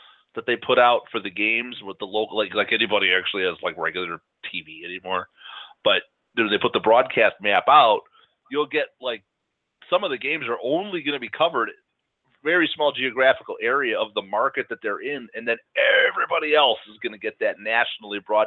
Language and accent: English; Chicago, Illinois, United States; growing up in Chicago